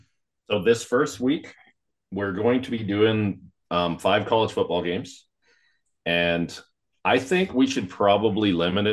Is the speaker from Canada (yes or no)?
yes; Canada; I'm from Canada